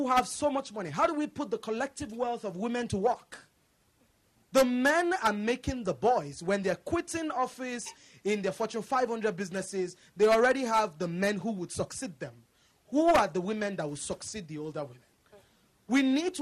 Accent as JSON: {"language": "English", "country": "Nigeria", "moved": "as an adult", "lives_now": "United States", "said": "I come from Nigeria."}